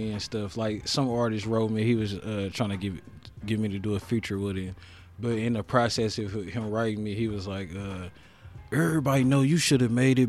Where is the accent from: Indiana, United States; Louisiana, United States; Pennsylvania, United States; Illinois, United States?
Indiana, United States; Indianapolis